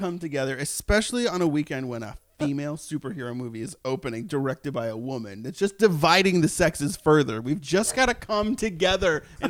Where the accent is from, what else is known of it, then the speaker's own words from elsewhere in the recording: right outside Boston, Massachusetts, United States; Right outside Boston.